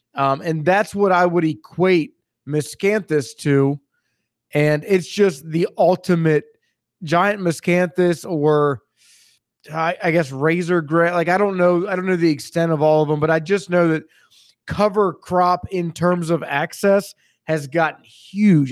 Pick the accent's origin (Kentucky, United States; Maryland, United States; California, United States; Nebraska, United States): Maryland, United States; also born or lived in central Pennsylvania; now in Pennsylvania, United States; I'm from Maryland, uh, Hunt, uh, I'm, I live in central Pennsylvania